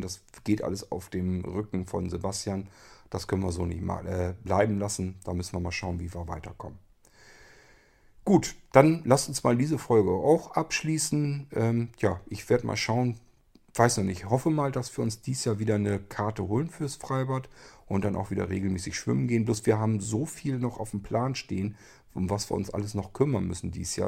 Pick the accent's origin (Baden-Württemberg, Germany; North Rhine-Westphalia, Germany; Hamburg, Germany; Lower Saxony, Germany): Lower Saxony, Germany; Barenburg; das ist Barenburg, wo ich aufgewachsen bin